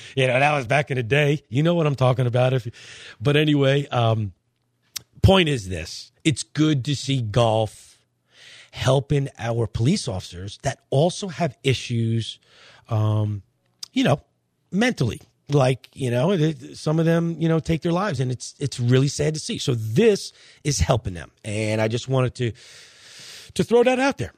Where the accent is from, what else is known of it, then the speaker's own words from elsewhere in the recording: Long Island, New York, United States; moved away; I'm from Long Island